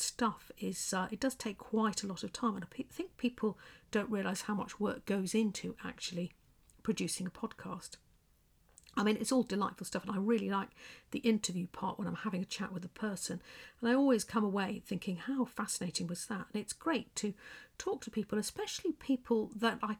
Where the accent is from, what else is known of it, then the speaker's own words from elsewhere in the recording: England, United Kingdom; accent: English; with my quiet English accent